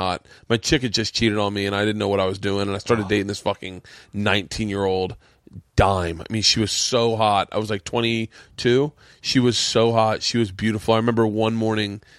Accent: Tampa, Florida, United States; growing up in Tampa, we never really had any

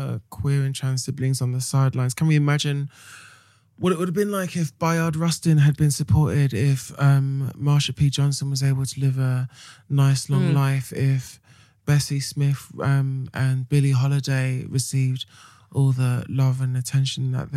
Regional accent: United Kingdom; being British

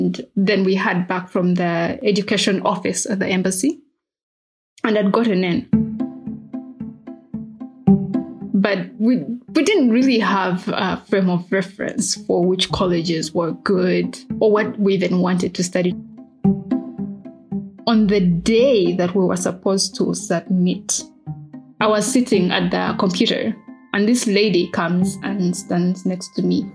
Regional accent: Mubende, Central Region, Uganda; moved away as an adult; also born or lived in Amherst, United States / Chicago, United States; I grew up mostly in a district called Mubende

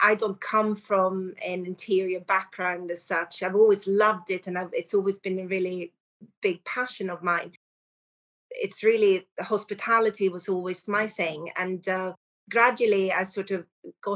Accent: Sweden; moved away as an adult; also born or lived in Surrey, England / London; now in United Kingdom; I'm from Sweden and I came over to the UK to study hotel and restaurant management

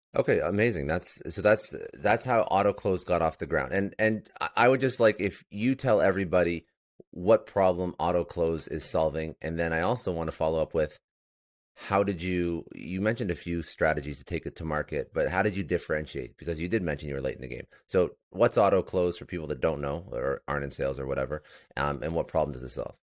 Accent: Toronto, Ontario, Canada; now in Fort Lauderdale, United States; I'm actually Canadian. I'm in Fort Lauderdale right now, but I'm originally from Toronto

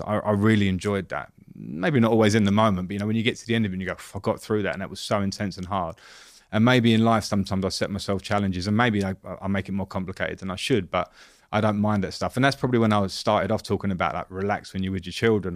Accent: England, United Kingdom; as an English ex-player

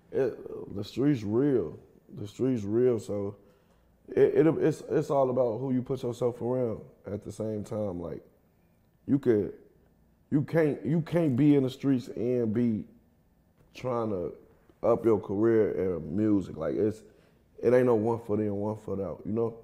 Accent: Kankakee, Illinois, United States; now in Atlanta, United States; I'm from Kankakee, Illinois. It's like thirty minutes from Chicago

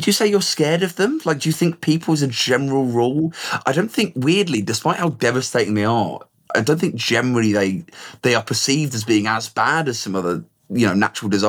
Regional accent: England, United Kingdom; growing up in England

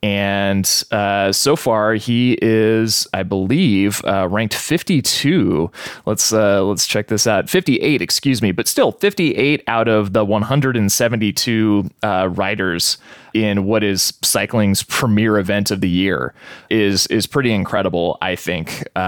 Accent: Lewiston, Idaho, United States; now in Boise, United States; I grew up in Lewiston

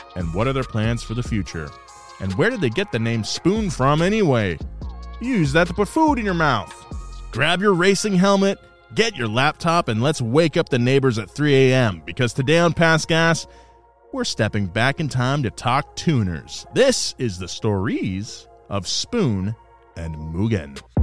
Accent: Central California, United States; now in Los Angeles, United States; growing up in Central California

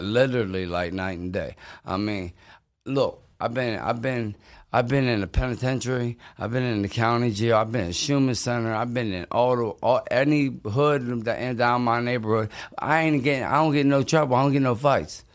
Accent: Pittsburgh, Pennsylvania, United States; I'm from Pittsburgh. I, a lot of my fights b, was in Pittsburgh

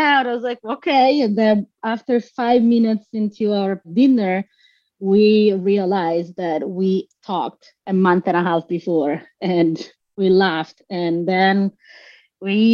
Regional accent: Bologna, Emilia-Romagna, Italy; moved away as an adult; now in United States; I'm from Bologna in Italy in the north. And then I moved here like about 10 years ago for work

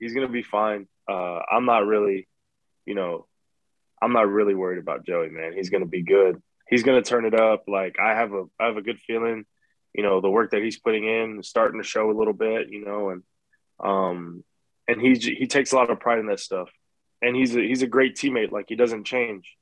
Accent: South Texas, United States; growing up in South Texas

